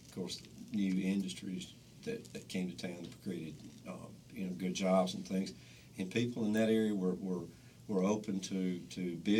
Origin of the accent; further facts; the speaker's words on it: Newton, United States; I'm from Newton